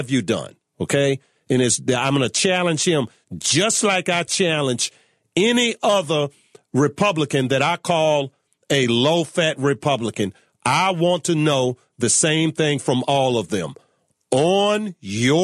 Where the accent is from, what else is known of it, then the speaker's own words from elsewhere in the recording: Virginia, United States; my home state of Virginia